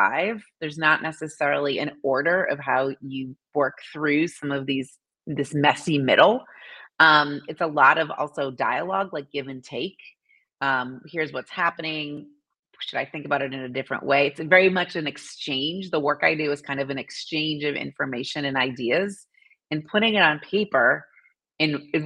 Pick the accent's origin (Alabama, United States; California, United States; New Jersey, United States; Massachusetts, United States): Massachusetts, United States; now in Indianapolis, United States; I grew up in Massachusetts, so I'm a New Englander at heart